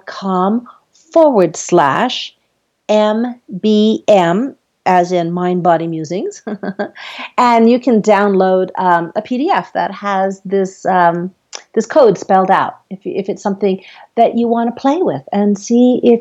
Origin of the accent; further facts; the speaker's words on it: Guam; I'm from Guam, and it's a Chamorro dish